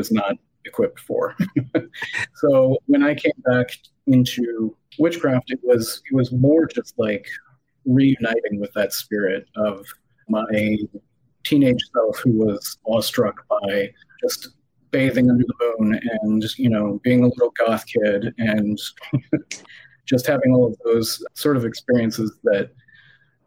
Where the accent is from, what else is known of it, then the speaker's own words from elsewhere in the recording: Illinois, United States; moved away as an adult; now in Palm Beach County, Florida, United States; I grew up in the Quad Cities, so about 2 hours north, 2.5